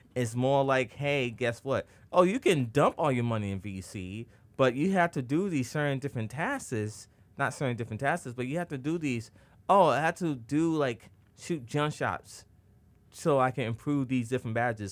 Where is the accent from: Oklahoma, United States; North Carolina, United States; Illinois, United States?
Illinois, United States; Chicago; I select the Chicago Bulls. I'm like, yeah, I play for my hometown team itself.